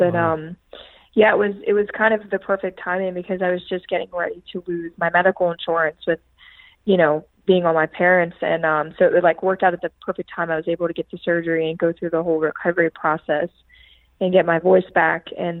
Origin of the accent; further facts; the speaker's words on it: Philadelphia, Pennsylvania, United States; definitely not the people that you're going to meet somewhere like Philadelphia. Of course, I love my hometown